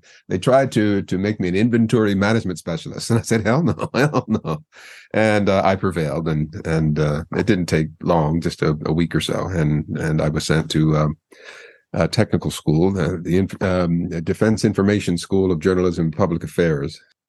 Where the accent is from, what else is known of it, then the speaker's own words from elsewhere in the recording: Montgomery County, Pennsylvania, United States; accent: mid-Atlantic broadcast accent; moved away as an adult; also born or lived in Philadelphia, Pennsylvania; now in Kamakura, Japan; Yeah, I was born in Philadelphia, but I grew up in Montgomery County, which is north, about an hour north of Philadelphia. And yeah, I have what's called a mid-Atlantic broadcast accent.